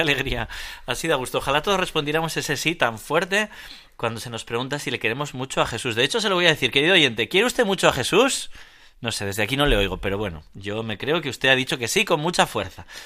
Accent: Navarre, Spain; moved away; mi tierra navarra

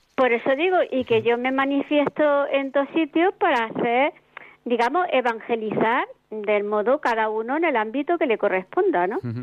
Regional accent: Andalusia, Spain; now in Madrid, Spain; yo soy de Andalucía

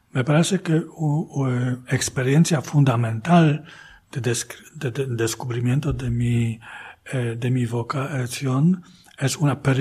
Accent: Poznań, Greater Poland, Poland; Spanish is a second language; Pero eh, la de, de, Poznan, yo puedo decir que es, es mi tierra, ¿no? Eh, son mis raíces.

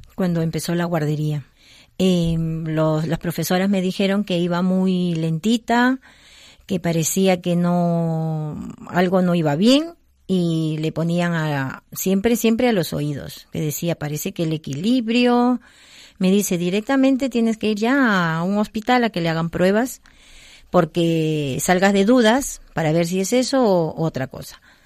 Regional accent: Peru; moved away; soy de Perú

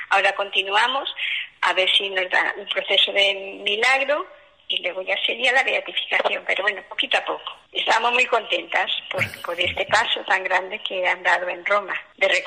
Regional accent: Galicia, Spain; Bueno, pues también soy de Galicia, soy de un pueblo de Orense, una aldea, y lo mismo, mis padres, una familia muy cristiana

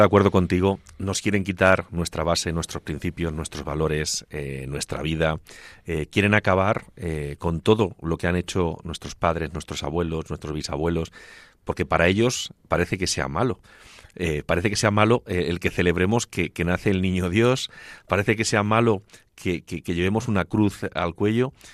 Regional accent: Castilla-La Mancha, Spain; mi tierra manchega

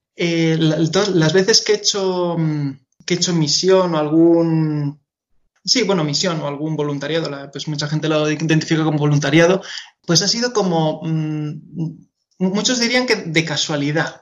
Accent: Madrid, Community of Madrid, Spain; yo soy de aquí de Madrid. Nací en Madrid y, y siempre, y siempre he estado en Madrid

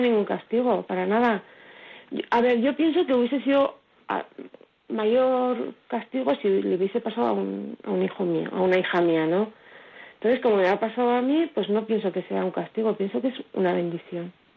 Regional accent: Villafranca, Spain; now in Marcilla, Spain; yo soy de Villafranca, aunque vivo en Martilla

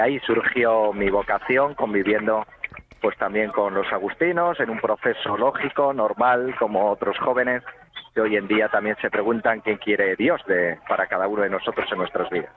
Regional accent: San Sebastián de los Reyes, Community of Madrid, Spain; Yo soy de Madrid, de San Sebastián de los Reyes

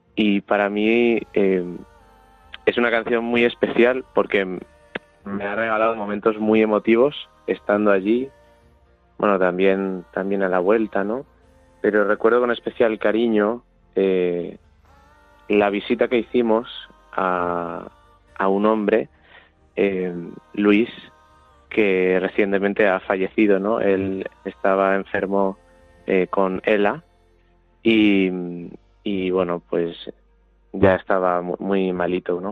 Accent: Talavera de la Reina, Castilla-La Mancha, Spain; soy un joven de 24 años de Talavera de la Reina

